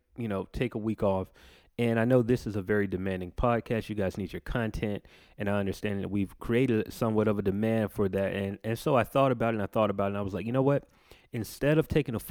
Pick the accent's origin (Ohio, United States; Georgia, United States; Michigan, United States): Georgia, United States; Macon; my hometown, Macon, Georgia